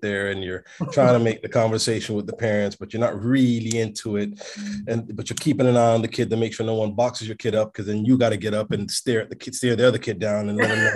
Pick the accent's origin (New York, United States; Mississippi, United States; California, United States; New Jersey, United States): New York, United States; English is a second language; moved away; also born or lived in Toronto, Canada; my formative years or where I really learned English, because it's not my first language, was in New York, so in Brooklyn